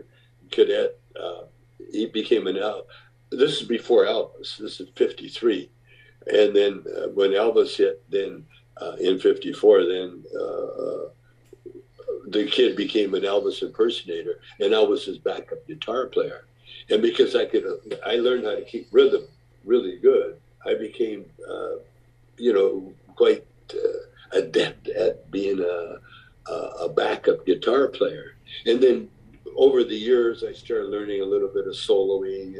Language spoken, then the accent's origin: English; Calgary, Alberta, Canada; I grew up in Calgary, Alberta, Canada